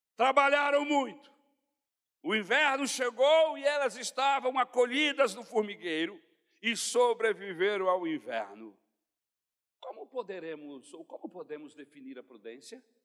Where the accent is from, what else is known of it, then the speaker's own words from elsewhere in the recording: Brazil; nós que somos brasileiros